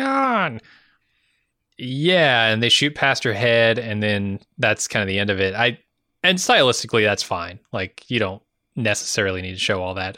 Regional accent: United States; as an American

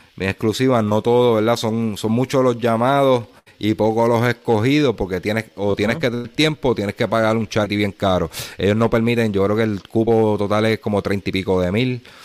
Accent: Puerto Rico; nosotros somos jibaritos aquí de Puerto Rico

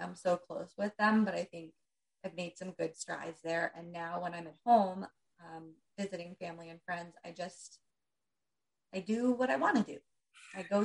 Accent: Pennsylvania, United States; moved away as an adult; now in New Jersey, United States; we're in New Jersey now. We grew up in Pennsylvania

